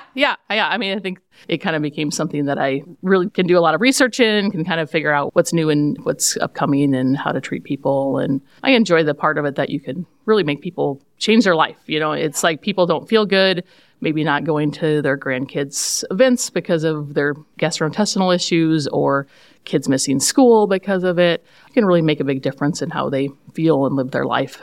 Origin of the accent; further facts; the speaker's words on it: Jewell, Iowa, United States; I grew up in Jewell